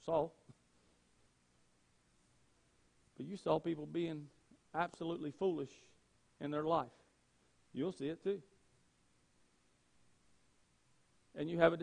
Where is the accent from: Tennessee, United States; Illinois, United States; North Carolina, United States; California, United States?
North Carolina, United States; Gaston County; I grew up in Gaston County, and in Gaston County, North Carolina, what I watched as I grew up